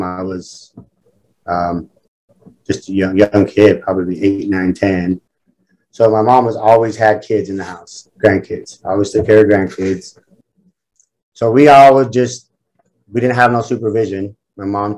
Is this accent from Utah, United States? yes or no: yes; Salt Lake City, Utah, United States; I grew up in Salt Lake City to a single mother.